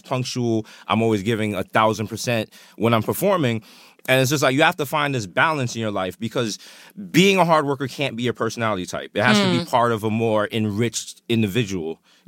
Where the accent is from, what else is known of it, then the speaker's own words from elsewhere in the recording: New York, United States; I have literally had every possible job you can have as a New Yorker.